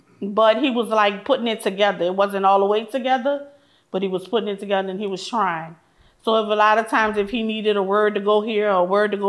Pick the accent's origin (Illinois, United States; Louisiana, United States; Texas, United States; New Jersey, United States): Louisiana, United States; New Orleans; Growing up in the Magnolia Project, everybody was family.